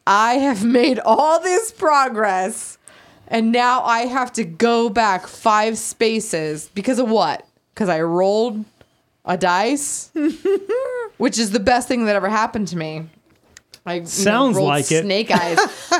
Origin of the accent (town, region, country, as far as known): Antelope Valley, California, United States; born or raised there; moved away as an adult